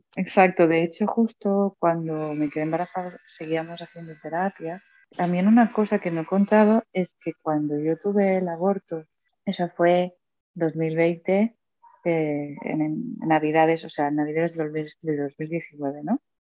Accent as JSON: {"language": "Spanish", "town": "Mataró", "region": "Catalonia", "country": "Spain", "said": "yo soy de Mataró, un pueblo cerca de Barcelona"}